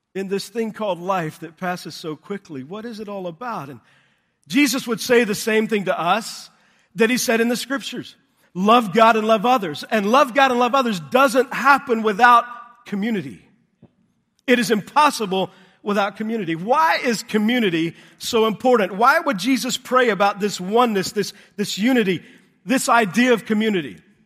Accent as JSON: {"language": "English", "region": "Texas", "country": "United States", "tie": "born or raised there", "said": "I grew up in Texas"}